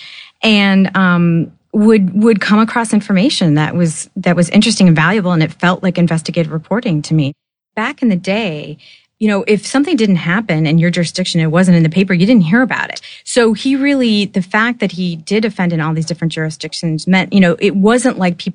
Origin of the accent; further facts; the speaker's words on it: Oak Park, Illinois, United States; I grew up in Oak Park, Illinois, which is outside Chicago.